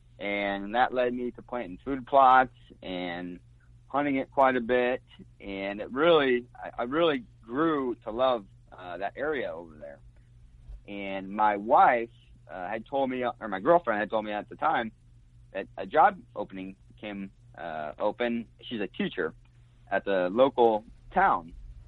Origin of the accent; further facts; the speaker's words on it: Springfield, Illinois, United States; Yeah, well, I grew up in Springfield, Illinois, and I think I was maybe 7 or 8, and my dad saw an ad in the local paper about 40 acres for sale in Brown County, Illinois.